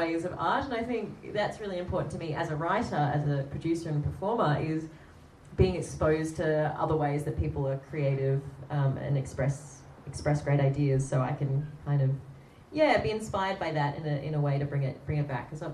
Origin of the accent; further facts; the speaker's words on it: Sydney, New South Wales, Australia; I'm from Sydney